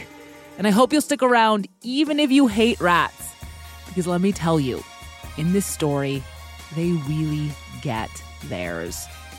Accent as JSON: {"language": "English", "town": "New York City", "region": "New York", "country": "United States", "said": "As a New Yorker, as someone who woke up the other morning with a dead rat splayed out on the sidewalk right in front of her apartment"}